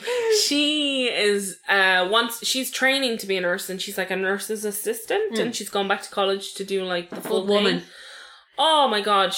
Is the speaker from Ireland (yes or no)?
yes; Ireland; also born or lived in Spain; as Irish people